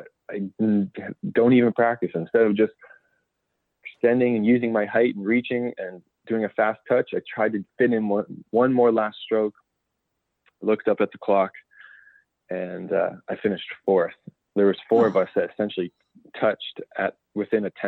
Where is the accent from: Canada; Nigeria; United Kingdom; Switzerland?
Canada; Ancaster, Ontario; I was working with a school in my hometown in Ancaster, Ontario